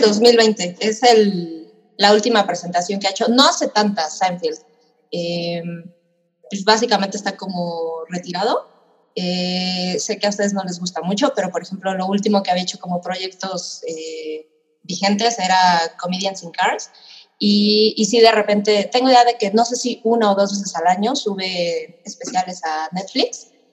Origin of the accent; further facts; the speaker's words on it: Mexico; yo nací en México